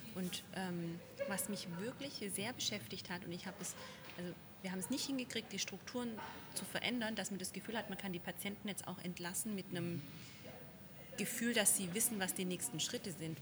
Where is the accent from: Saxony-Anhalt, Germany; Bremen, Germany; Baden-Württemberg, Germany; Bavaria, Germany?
Baden-Württemberg, Germany; Wir sind nämlich in Stuttgart, wo ich mich als ähm, Schwabe ja sehr drüber freue